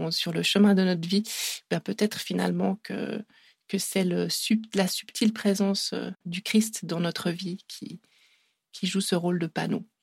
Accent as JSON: {"language": "French", "country": "Italy", "accent": "Italian", "second_language": "French", "said": "je vais le dire en français parce que moi j'ai un accent italien assez horrible"}